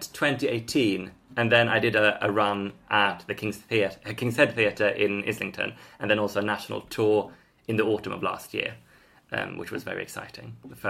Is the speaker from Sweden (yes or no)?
yes; Sweden; now in Highgate, United Kingdom; I'm from Sweden.